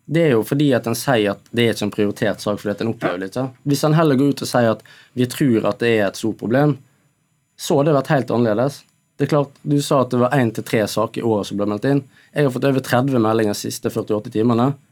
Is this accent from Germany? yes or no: no; Ethiopia; now in Norway; Nei, klart jeg er jo fra Etiopia. Jeg har en eh, annen farge.